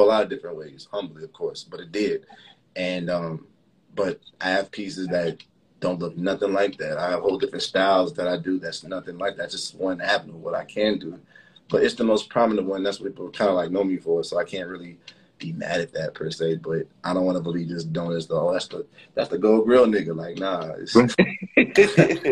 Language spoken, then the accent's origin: English; Miami, Florida, United States; also born or lived in Chicago, Illinois; I'm from, you know, Miami's home, but I was born in Chicago